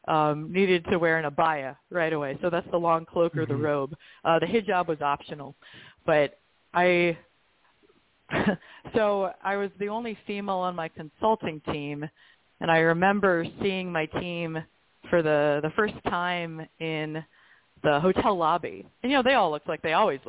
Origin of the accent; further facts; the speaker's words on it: United States; also born or lived in Dubai; as an American woman